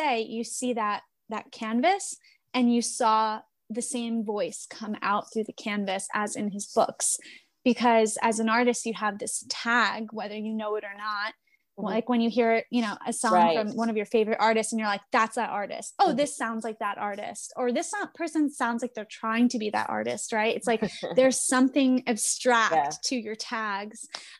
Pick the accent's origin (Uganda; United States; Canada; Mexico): United States; New York City, New York; as a person who's from New York City. I grew up in Queens. I grew up in New York.